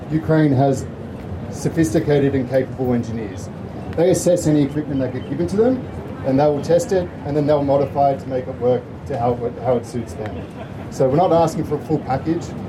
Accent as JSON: {"language": "English", "town": "Melbourne", "region": "Victoria", "country": "Australia", "tie": "born or raised there", "said": "I grew up here and I was proud to grow up here."}